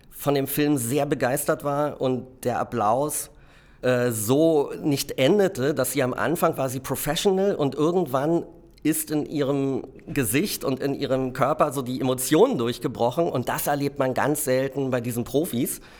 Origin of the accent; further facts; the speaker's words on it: Berlin, Germany; born or raised there